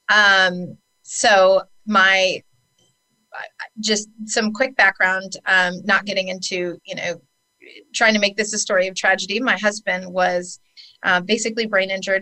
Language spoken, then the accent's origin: English; San Francisco, California, United States; I was born in San Francisco, California, to two heroin addict parents, and I lived in Golden Gate Park as a child.